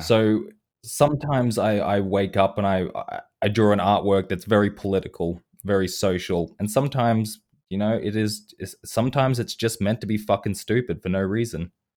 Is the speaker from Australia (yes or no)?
yes; Australia; I am an Australian person